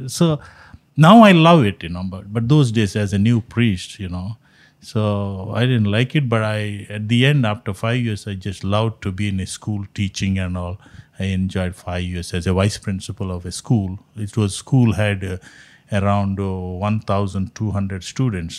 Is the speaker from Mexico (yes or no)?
no; Mangalore, Karnataka, India; first language Konkani; English is a second language; moved away as an adult; also born or lived in Jamshedpur, India; now in Fort Wayne, United States; grew up, uh, in my hometown, uh, is Mangalore. Uh, I spoke as a, you know, Christians spoke a Konkani language